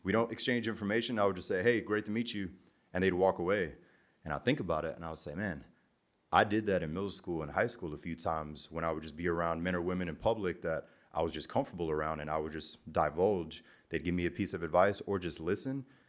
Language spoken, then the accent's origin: English; the South in America, United States; also born or lived in Germany; in elementary school, growing up in the South